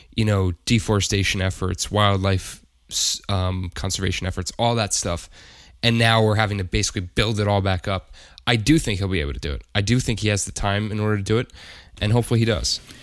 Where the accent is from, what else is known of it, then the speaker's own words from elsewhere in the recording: United States; as an American